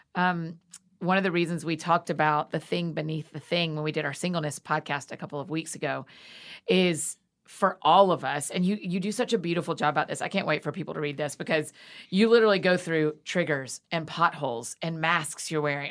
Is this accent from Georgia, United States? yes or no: yes; Atlanta, Georgia, United States; moved away; I grew up in Atlanta